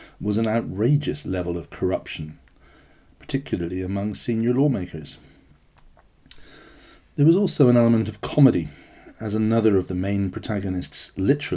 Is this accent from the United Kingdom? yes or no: yes; United Kingdom; I am a British national